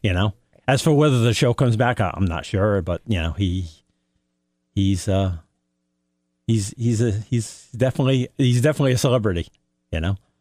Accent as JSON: {"language": "English", "town": "Norwich", "region": "East of England", "country": "United Kingdom", "tie": "born or raised there", "also_born_or_lived": "Canterbury", "said": "Born and bred in Norwich."}